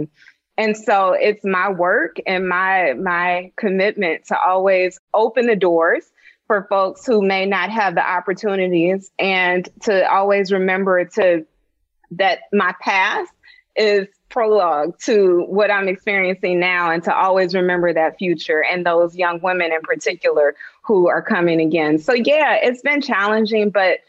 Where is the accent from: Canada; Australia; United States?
United States; Dayton, Ohio; I'm from Dayton, Ohio